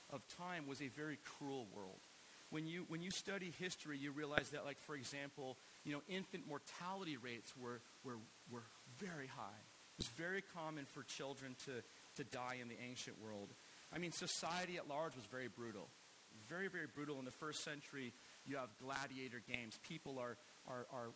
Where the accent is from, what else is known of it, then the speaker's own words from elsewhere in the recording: United States; we have as Americans in American culture